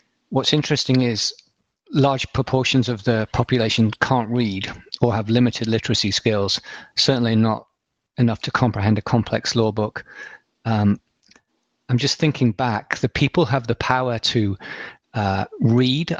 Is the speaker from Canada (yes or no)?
no; England, United Kingdom; I'm English